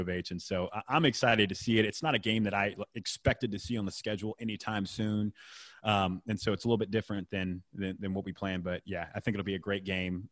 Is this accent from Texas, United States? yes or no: yes; Houston, Texas, United States; also born or lived in Waco; growing up in Houston, spending time in Houston